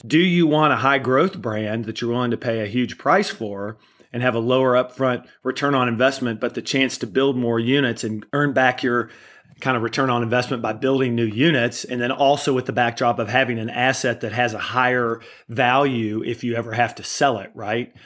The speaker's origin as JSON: {"language": "English", "region": "Kentucky", "country": "United States", "moved": "yes", "said": "I'm originally from Kentucky"}